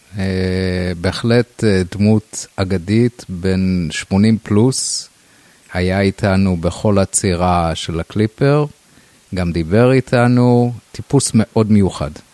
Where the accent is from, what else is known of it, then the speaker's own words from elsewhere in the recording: Rosh HaNikra, Northern District, Israel; בילדותי גדלתי בקיבוץ ראש הנקרא